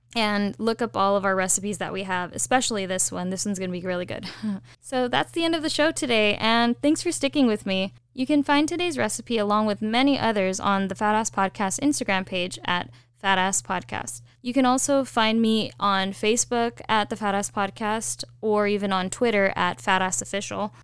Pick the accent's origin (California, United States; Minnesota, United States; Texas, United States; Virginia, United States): California, United States; I'm a Californian